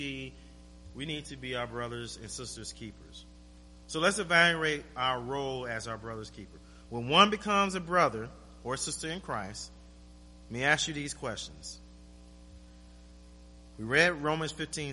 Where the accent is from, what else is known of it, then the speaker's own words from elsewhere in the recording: Florida, United States; moved away as an adult; now in Anchorage, United States; I'm from Florida.